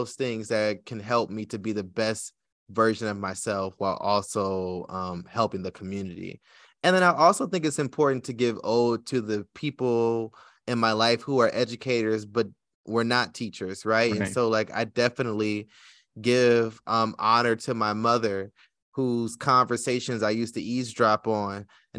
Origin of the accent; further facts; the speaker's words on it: Detroit, Michigan, United States; I grew up in Detroit, which is one of the blackest cities in America, but I went to school in Southfield, which was a black suburb right on the edge, right, of Detroit, you know.